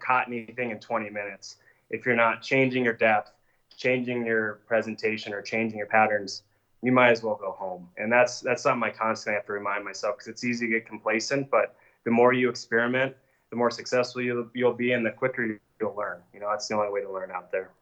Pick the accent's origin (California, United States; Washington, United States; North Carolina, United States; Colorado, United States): Colorado, United States; Evergreen; growing up in Evergreen, we both did